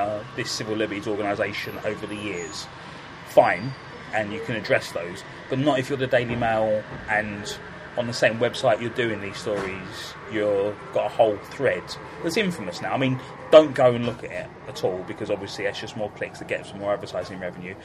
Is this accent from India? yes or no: no; London, United Kingdom; growing up in Camberwell